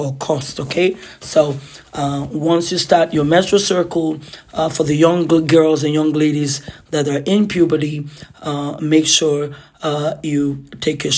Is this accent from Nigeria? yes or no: yes; Nigeria; now in Ottawa, Canada; Boarding house for us growing up in Nigeria